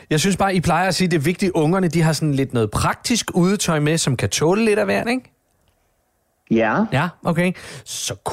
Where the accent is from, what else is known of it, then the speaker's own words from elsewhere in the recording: Funen, Southern Denmark, Denmark; jeg som fynbo skammer mig en lille smule